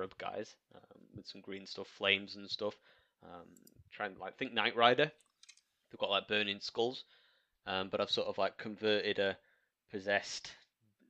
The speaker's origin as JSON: {"language": "English", "area": "Welsh", "region": "Wales", "country": "United Kingdom", "said": "I'm Welsh"}